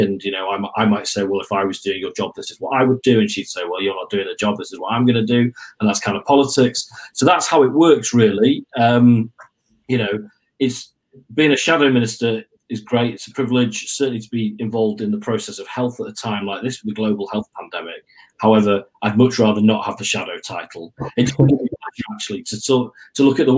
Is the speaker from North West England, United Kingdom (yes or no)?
yes; Manchester, North West England, United Kingdom; moved away as an adult; also born or lived in Nottingham; I was born in Manchester, came to Nottingham for university